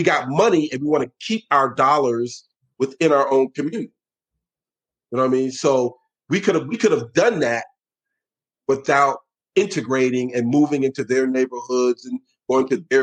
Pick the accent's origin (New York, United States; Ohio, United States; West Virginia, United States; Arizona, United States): New York, United States; New York City; I was born and raised in New York City.